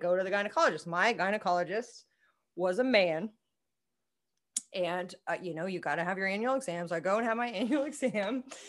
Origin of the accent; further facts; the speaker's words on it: Manhattan, Kansas, United States; I grew up in Manhattan